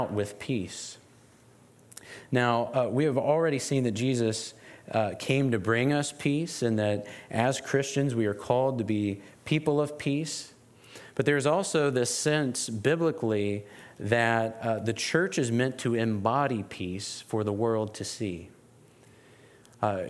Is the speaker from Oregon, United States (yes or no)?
no; West Virginia, United States; As someone who was born and raised in West Virginia, in this region, I grew up about 40 minutes from here.